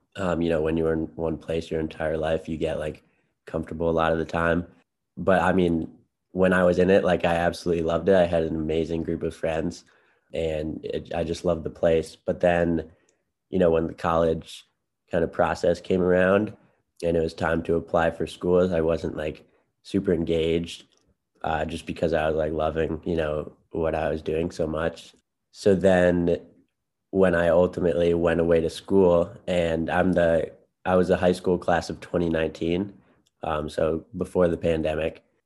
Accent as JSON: {"language": "English", "town": "Chicago", "region": "Illinois", "country": "United States", "said": "I'm from Chicago, Illinois in the city"}